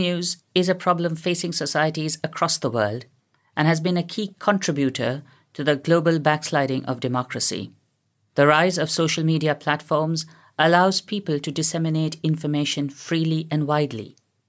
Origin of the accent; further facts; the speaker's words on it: Delhi, India; moved away as an adult; also born or lived in Oxford; now in York, United Kingdom; I was born and brought up in Delhi and worked several years with the development sector in different parts of India before coming to the UK to do my PhD at Oxford.